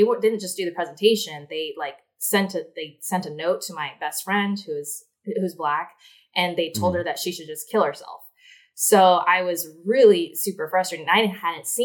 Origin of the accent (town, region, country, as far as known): Shasta County, California, United States; born or raised there; now in Los Angeles, United States